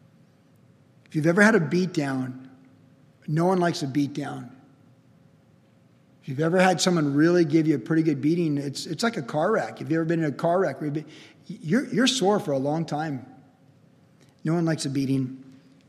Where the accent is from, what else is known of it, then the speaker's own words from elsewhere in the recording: Cleveland, Ohio, United States; moved away; also born or lived in California; I was born in Cleveland, Ohio in 1961.